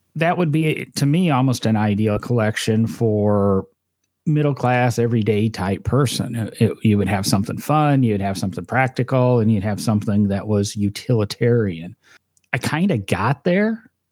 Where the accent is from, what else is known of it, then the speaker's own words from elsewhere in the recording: Midwest, United States; I grew up in the Midwest, so I'm used to snow